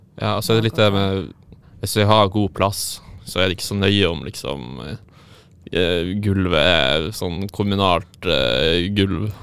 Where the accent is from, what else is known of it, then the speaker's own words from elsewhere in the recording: Tromsø, Troms, Norway; now in Trondheim, Norway; Jeg er fra Tromsø, og jeg studerer tredje året på film- og videoproduksjon på NTNU Dragvoll i Trondheim